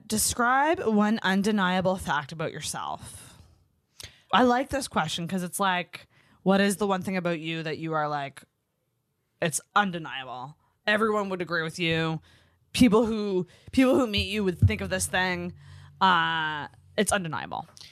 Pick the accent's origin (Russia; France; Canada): Canada; Antigonish, Nova Scotia; now in Halifax, Canada; Anagonish, which is my hometown